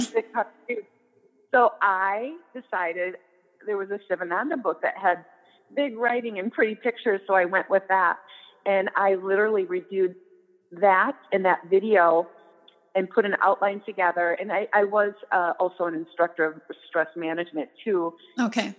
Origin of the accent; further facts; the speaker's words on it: Prairie du Chien, Wisconsin, United States; now in La Crosse, United States; at the local high school in my hometown, Prairie du Chien